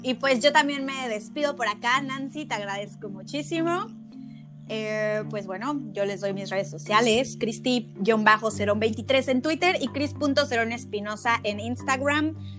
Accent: Mexico; now in Germany; como mexicanos eh, pensamos igual, venimos de una cultura

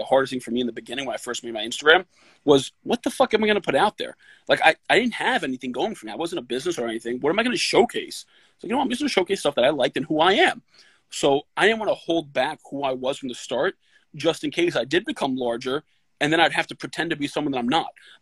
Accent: New York City, New York, United States; I grew up in the Bronx

